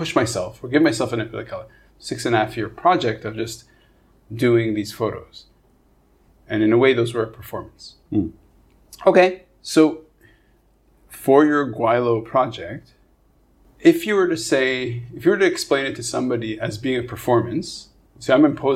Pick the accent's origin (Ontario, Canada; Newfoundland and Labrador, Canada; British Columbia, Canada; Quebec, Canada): Quebec, Canada; Montreal; moved away as an adult; now in Hong Kong; I grew up in Montreal, so I'm a Montrealer